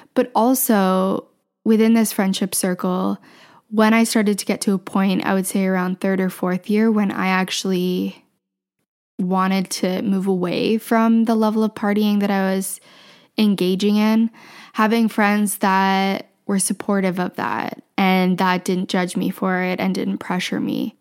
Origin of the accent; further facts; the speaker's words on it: Southwestern Ontario, Canada; also born or lived in Ottawa; I grew up in Southwestern Ontario